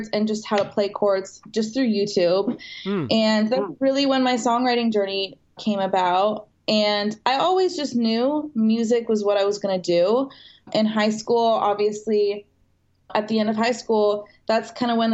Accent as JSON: {"language": "English", "country": "Canada", "tie": "born or raised there", "moved": "as an adult", "lives_now": "West Hollywood, United States", "said": "I grew up in Canada. I moved to West Hollywood"}